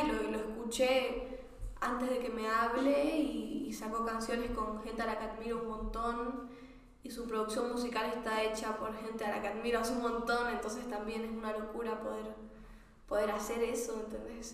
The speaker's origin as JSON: {"language": "Spanish", "town": "Santa Cruz de la Sierra", "region": "Santa Cruz", "country": "Bolivia", "tie": "born or raised there", "also_born_or_lived": "Buenos Aires", "moved": "yes", "said": "donde me crié y el círculo con el que fui criada en Santa Cruz"}